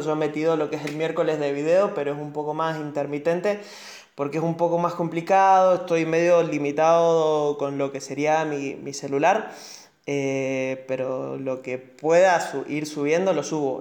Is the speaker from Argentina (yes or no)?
yes; Mendoza, Argentina; hablando como mendocino